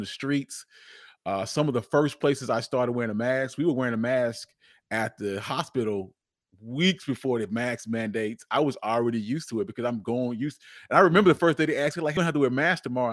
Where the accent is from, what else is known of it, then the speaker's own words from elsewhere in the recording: Charlotte, North Carolina, United States; I'm born and raised, I'm born and raised in Charlotte, North Carolina